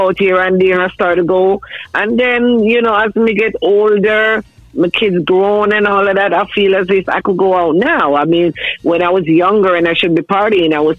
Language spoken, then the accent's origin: English; Manchester, Jamaica; moved away as an adult; now in New Jersey, United States; I was born and grown in Manchester. That's in Jamaica